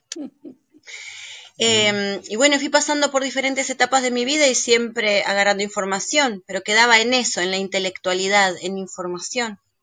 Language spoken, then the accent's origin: Spanish; Uruguay; yo soy uruguaya, Uruguay es un país laico, pero fui a un colegio de monjas en ese 16 años de mi vida